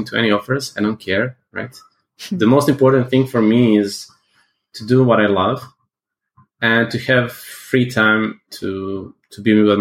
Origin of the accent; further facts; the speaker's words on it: Serbia; I'm from Serbia